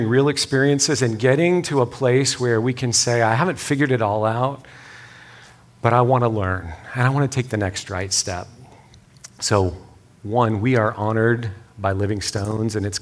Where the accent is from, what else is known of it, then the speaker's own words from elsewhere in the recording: West Texas, United States; I'm from West Texas. So we say things like, hey, y'all